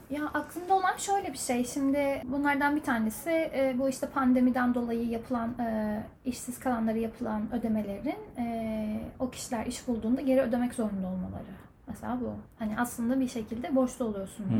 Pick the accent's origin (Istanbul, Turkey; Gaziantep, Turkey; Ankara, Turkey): Ankara, Turkey; moved away as an adult; also born or lived in United States / Germany; now in Ireland; ben e, Ankara'da doğdum